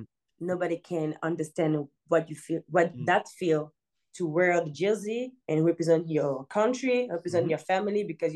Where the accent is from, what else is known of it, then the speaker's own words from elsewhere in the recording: Paris, Île-de-France, France; I didn't grow up in Africa. So I grew up in France